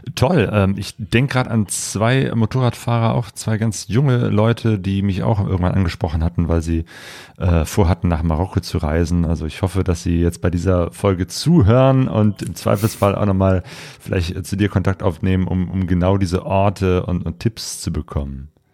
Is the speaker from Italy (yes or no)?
no; Germany; wir als Deutsche